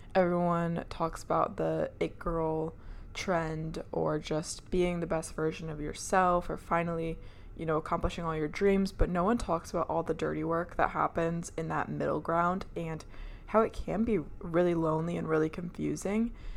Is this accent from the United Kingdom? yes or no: no; Michigan, United States; moved away; I was working as an E R nurse up in Michigan, my hometown, and I was living at home